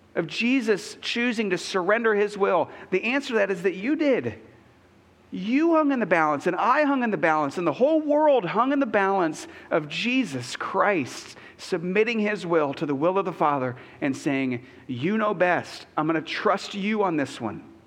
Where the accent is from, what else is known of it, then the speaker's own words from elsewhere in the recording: United States; I'm an American